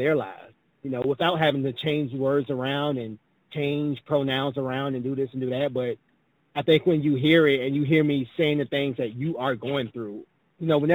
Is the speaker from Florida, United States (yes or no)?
no; Savannah, Georgia, United States; now in Atlanta, United States; I migrated here. I'm actually from Savannah, Georgia.